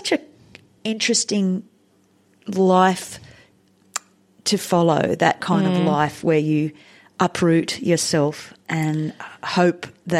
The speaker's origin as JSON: {"language": "English", "country": "India", "tie": "born or raised there", "moved": "yes", "lives_now": "Australia", "said": "I have always been interested in other cultures, you know, from growing up in India"}